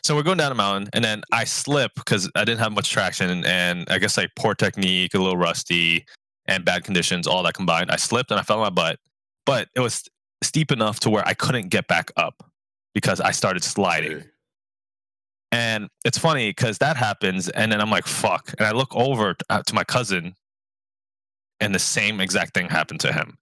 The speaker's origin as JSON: {"language": "English", "town": "New York City", "region": "New York", "country": "United States", "tie": "born or raised there", "said": "I grew up in New York, New York City public education system"}